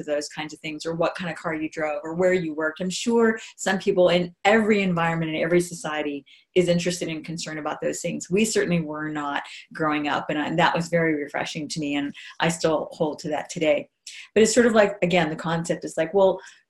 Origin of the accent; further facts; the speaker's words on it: Hawaii, United States; moved away; I grew up in Hawaii